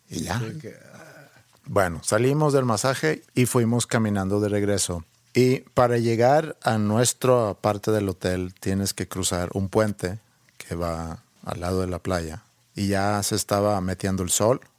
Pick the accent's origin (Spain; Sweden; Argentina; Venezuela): Sweden; moved away; yo crecí en Suecia